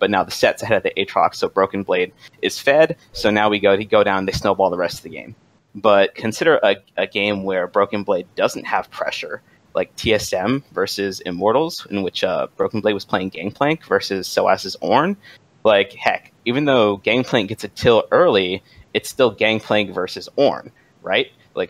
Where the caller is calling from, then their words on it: Washington, District of Columbia, United States; Calling from Washington, D.C.